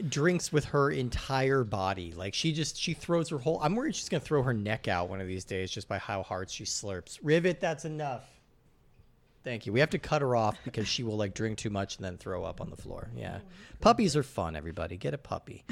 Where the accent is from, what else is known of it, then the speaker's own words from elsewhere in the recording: Rocky Mountains, United States; I grew up in the Rocky Mountains